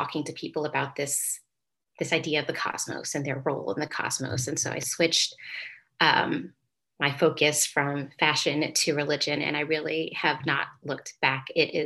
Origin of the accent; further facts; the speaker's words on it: Indiana, United States; I'm from Indiana, Hoosier pride